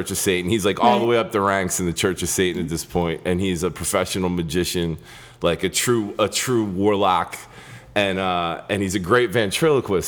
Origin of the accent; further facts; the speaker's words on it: Delaware, United States; moved away as an adult; now in New York, United States; My story starts in Delaware. Shit was creepy in Delaware. And so I started out like in a hardcore band in Delaware when I was like a kid.